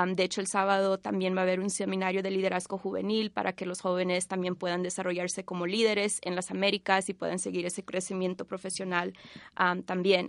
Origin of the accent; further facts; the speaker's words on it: Bolivia; now in Washington, D.C., United States; originalmente de Bolivia, pero vivo en Washington, D.C.